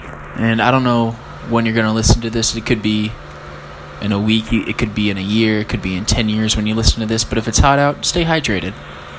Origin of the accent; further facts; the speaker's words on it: Ireland; And I'm an Irish person.